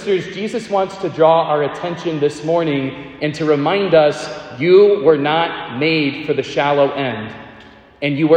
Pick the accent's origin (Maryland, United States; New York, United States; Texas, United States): Texas, United States; Central; I grew up in Central Texas